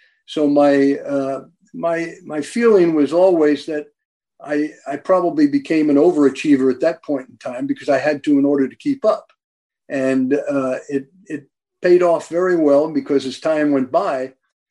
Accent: Maplewood, New Jersey, United States; I grew up in New Jersey way back in 1940

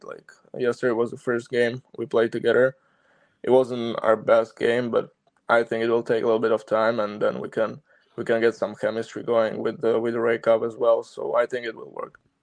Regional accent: Slovakia; born or raised there; moved away

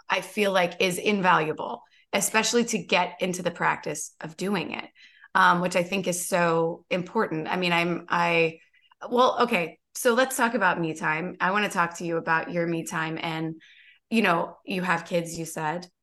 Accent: Kentucky, United States; I grew up in Kentucky

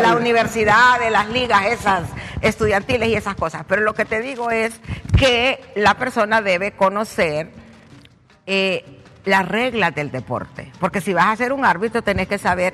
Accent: Honduras; yo soy hondureña

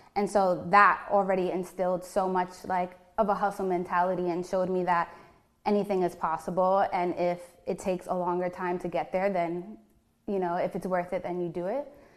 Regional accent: New York City, New York, United States; also born or lived in Queens; I was born and raised in Brooklyn

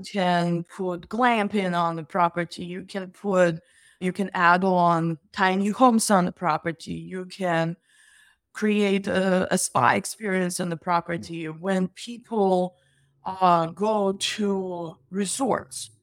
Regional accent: Russia; now in United States; I'm originally from Russia

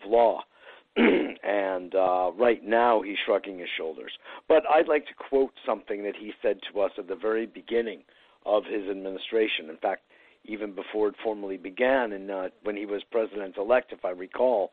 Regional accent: Connecticut, United States; also born or lived in New York; I was born in New York and raised in Connecticut

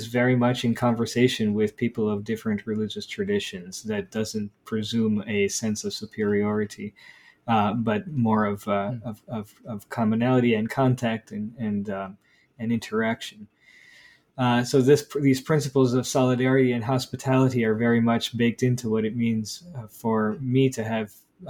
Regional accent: United States; I grew up in the United States. My parents moved to the U.S. when I was very small

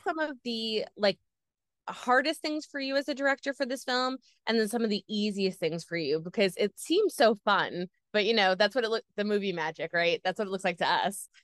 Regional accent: New York, United States; I'm from New York

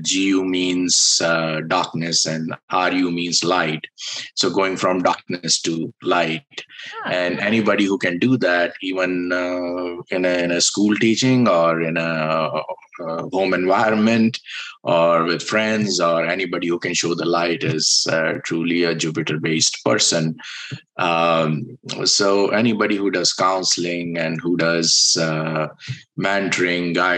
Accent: India; I was born in India

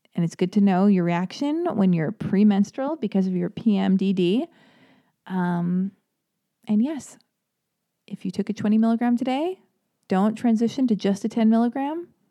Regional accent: Los Angeles, California, United States; I was born and raised in Hollywood, I was born and raised in Los Angeles

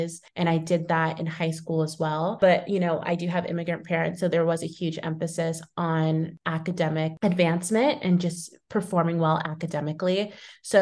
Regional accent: Thousand Oaks, California, United States; moved away as an adult; now in New York, United States; So I grew up in California in Thousand Oaks and was there and in Southern California all throughout like college before I ended up moving.

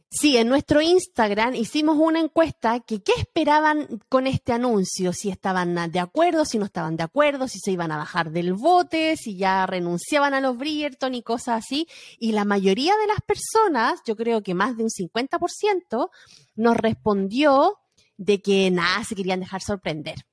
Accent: Chile; moved away; nuestro chip de chilena

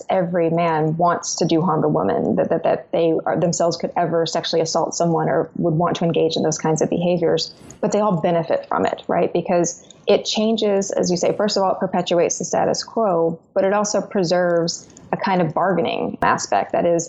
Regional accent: Arkansas, United States; and I'm from Arkansas, this is what I hear a lot

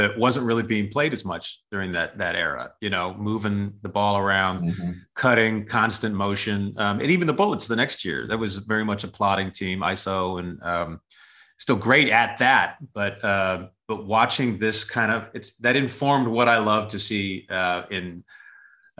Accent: Oregon, United States; growing up in Oregon

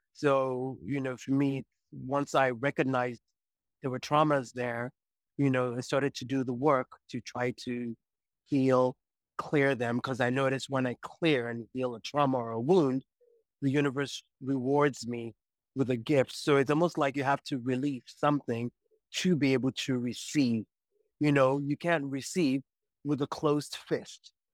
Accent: Nigeria; moved away as an adult; also born or lived in United States; born in the U S, grew up in Nigeria, and then once I was eighteen, moved to the U S and was there till I was well into my forties

